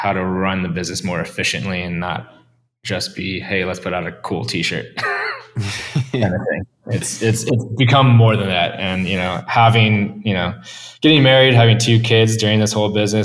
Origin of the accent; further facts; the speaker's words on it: Cleveland, Ohio, United States; growing up in Cleveland, you learn to love it